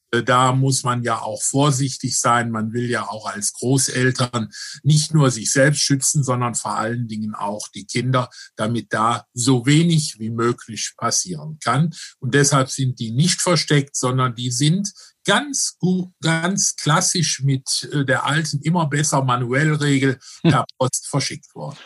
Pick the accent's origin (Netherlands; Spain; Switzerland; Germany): Germany; Rhineland; ich bin ein Rheinländer